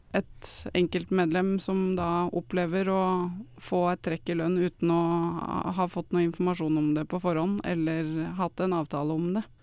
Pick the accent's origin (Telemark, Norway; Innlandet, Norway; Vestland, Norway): Innlandet, Norway; Odalen; now in Nannestad, Norway; Jeg kommer fra Odalen. Jeg eh, bor nå i Nanstad